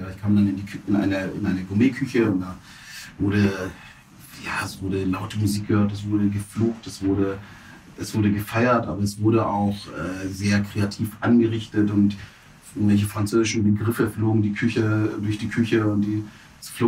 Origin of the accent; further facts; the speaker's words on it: Stuttgart, Baden-Württemberg, Germany; ich bin in Stuttgart zur Schule gegangen